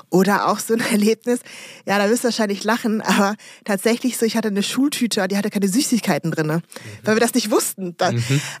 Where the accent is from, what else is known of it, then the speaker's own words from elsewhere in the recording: Germany; also born or lived in Congo; ich bin ja da in der Karnevalshochburg